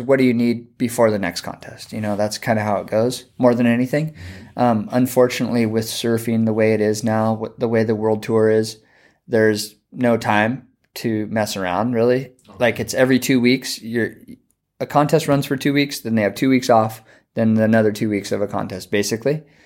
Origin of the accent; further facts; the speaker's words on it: Santa Barbara, California, United States; moved away as an adult; now in Hawaii, United States; I grew up in Santa Barbara